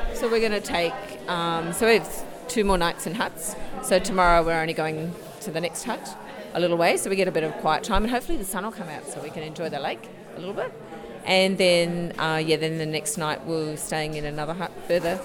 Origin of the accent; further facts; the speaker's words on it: Australia; now in New Zealand; I'm originally from Australia